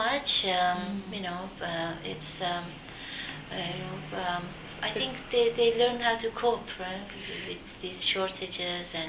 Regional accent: Iran; moved away as an adult; also born or lived in Turkey; now in Canada; I'm from Iran and I'm familiar living in developing countries

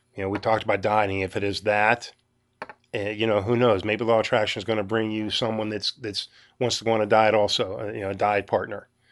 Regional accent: Western Pennsylvania, United States; I'm from Western Pennsylvania

